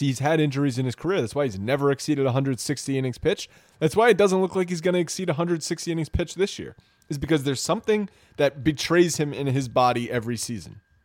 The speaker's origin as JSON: {"language": "English", "region": "New York", "country": "United States", "said": "We are, uh, New Yorkers. We are from the Northeast"}